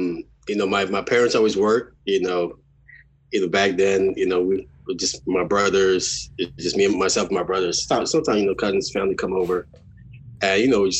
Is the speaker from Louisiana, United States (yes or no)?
yes; New Orleans, Louisiana, United States; I am from New Orleans, born and raised.